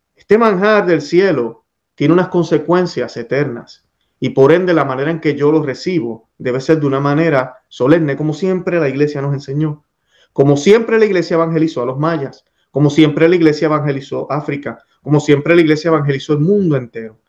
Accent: Puerto Rico; haber sido criado en mi país, Puerto Rico

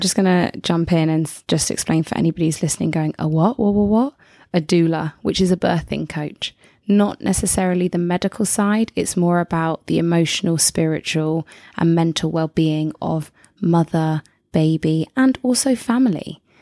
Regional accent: England, United Kingdom; I'm from England

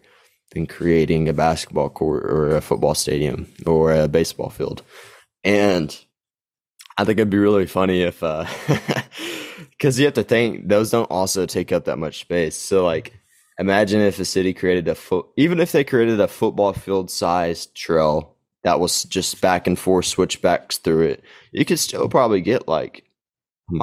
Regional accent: Gainesville, Texas, United States; my hometown, Gainesville, population like 19,000

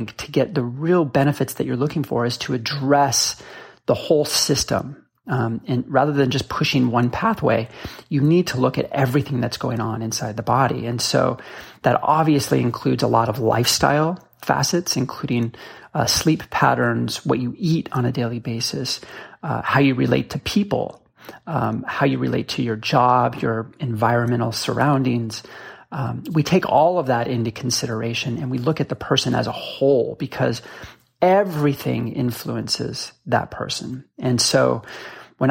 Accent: Boulder, Colorado, United States; moved away; also born or lived in Seattle; I grew up in Boulder, Colorado

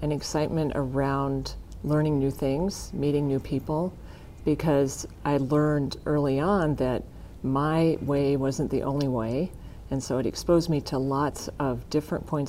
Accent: Kimball, South Dakota, United States; I grew up in Kimball, which is, at the time I was growing up, a town of about 1,000 people

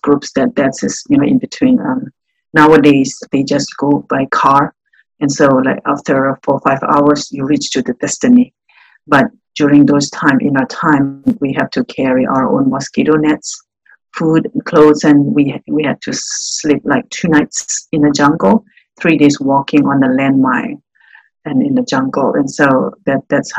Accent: northern Burma, Myanmar; now in Jacksonville, United States; I was born and raised in Burma, in northern part of my country

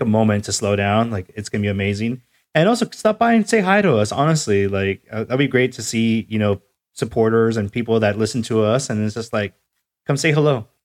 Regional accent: North County, California, United States; I'm from North County

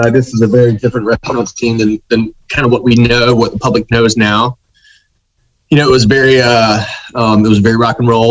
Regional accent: Myrtle Beach, South Carolina, United States; also born or lived in New York / Philadelphia / Washington, D.C. / Mexico City; now in Charlotte, United States; I'm from Myrtle Beach originally.

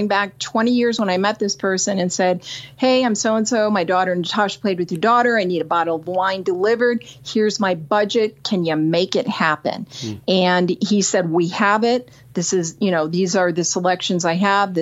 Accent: Northern Michigan, United States; moved away as an adult; also born or lived in California; I moved from Northern Michigan to California shortly after high school, a couple of years after

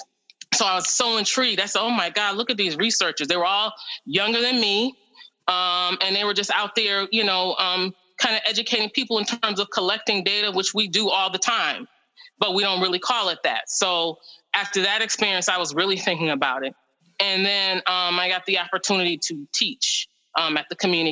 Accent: Hartford, Connecticut, United States; I am from Hartford, born and raised in Hartford, still live in Hartford

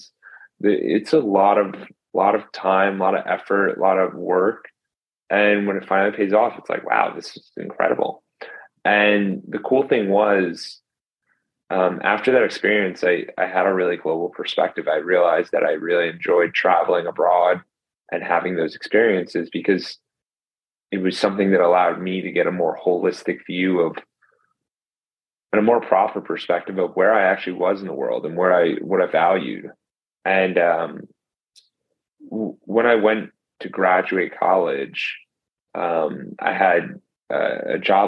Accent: New Jersey, United States; moved away as an adult; also born or lived in Tampa, Florida; I grew up in Jersey, then went came down to Tampa for school

